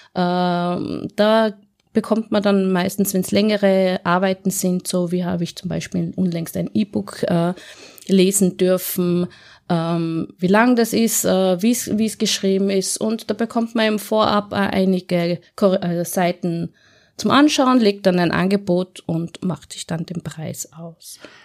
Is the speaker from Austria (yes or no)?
yes; Innsbruck, Tyrol, Austria; accent: Tyrolean; moved away as an adult; now in Vienna, Austria; Also ich bin geboren und aufgewachsen in Innsbruck, äh, habe dort 35 Jahre in Innsbruck und in Umgebung gewohnt